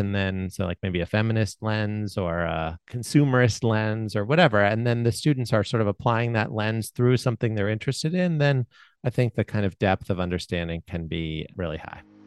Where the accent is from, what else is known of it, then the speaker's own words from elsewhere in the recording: Baltimore, Maryland, United States; I grew up in Baltimore